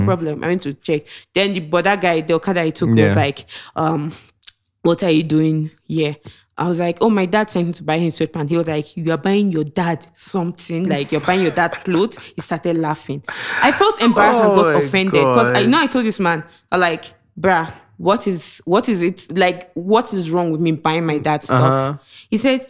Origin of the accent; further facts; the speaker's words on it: Ogun State, Nigeria; also born or lived in Ibadan; I was born in Yoruba land. Sorry, I was born in Ibadan. They grew up in a state part in Ogun State.